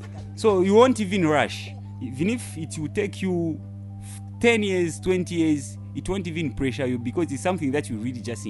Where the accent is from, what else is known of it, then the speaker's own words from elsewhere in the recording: Kitwe, Copperbelt Province, Zambia; also born or lived in Lusaka; Yeah, and I come from Kitwe, specifically Chimwemwe.